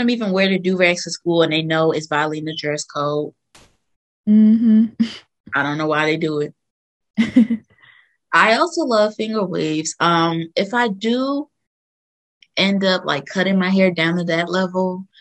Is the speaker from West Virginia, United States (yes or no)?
no; New Jersey, United States; people in New Jersey, my home state